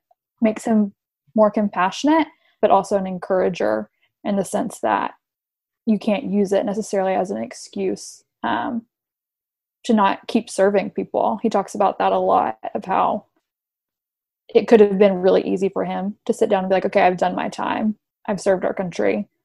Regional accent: Tennessee, United States; moved away as an adult; also born or lived in Texas; now in Washington, D.C., United States; I'm from Tennessee

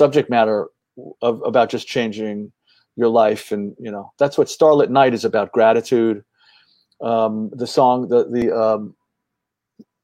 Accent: New York City, New York, United States; also born or lived in Flushing, Queens; I grew up in the Bronx, great parents

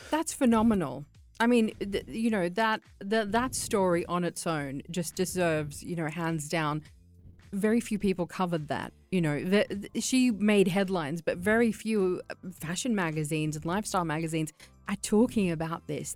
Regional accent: Australia; I'm Iraqi, but I grew up in Australia

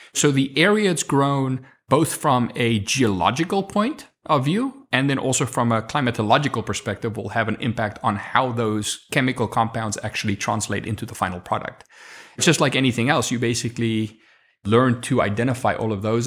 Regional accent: South Africa; first language Afrikaans; English is a second language; moved away as an adult; now in United States; I'm from Africa

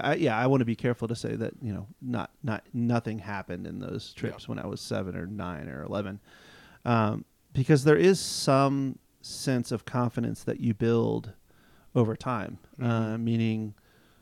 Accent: Loudoun County, Virginia, United States; growing up in Loudoun County, Virginia

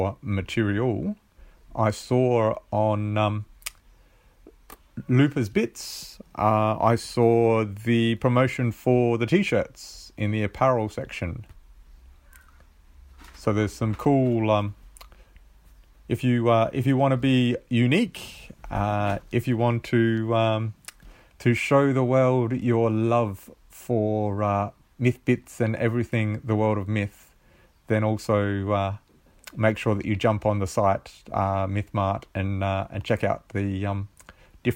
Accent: South Australia, Australia; I'm from Australia, from South Australia, and I'm quite possibly the most southern located submitter

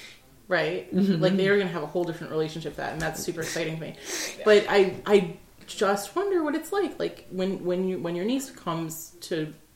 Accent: New York City, New York, United States; But I grew up in New York City. I grew up as a lesbian, and like as an Arab American lesbian.

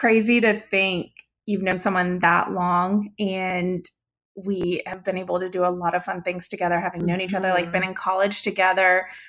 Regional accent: Atlanta, Georgia, United States; moved away as an adult; now in Columbia, United States; I was born in Atlanta and came over to Columbia for the University of South Carolina and went to business school there, graduated, and just fell in love with Columbia and what it had to offer, and met my husband here. So I live in Columbia.

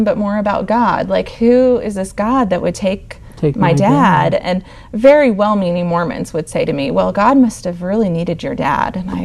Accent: Provo, Utah, United States; I was born and raised in Provo, Utah, where BYU is.

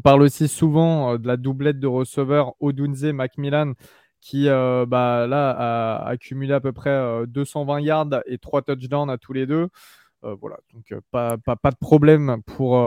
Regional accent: France; chez nous en France

